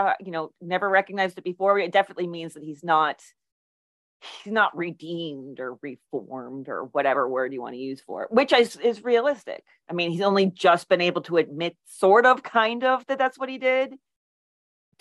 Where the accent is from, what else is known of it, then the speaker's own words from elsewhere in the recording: Pennsylvania, United States; I'm from Pennsylvania